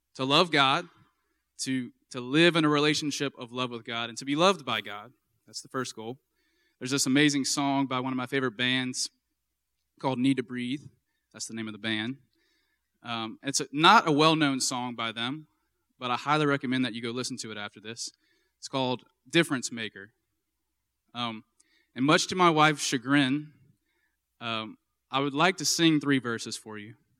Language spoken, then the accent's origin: English; Baton Rouge, Louisiana, United States; also born or lived in Minnesota; I'm from Baton Rouge, and I went to Saint Michael High School